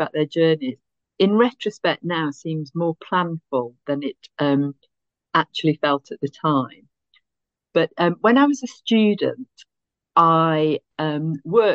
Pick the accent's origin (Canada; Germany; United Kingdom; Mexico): United Kingdom; the Northwest, North West England; moved away as an adult; also born or lived in London / Essex; And now relocated to the Northwest, where I'm from originally